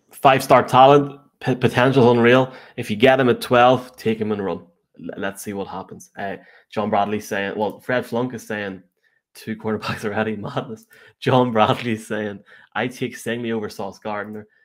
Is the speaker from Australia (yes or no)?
no; Ireland; As an Irishman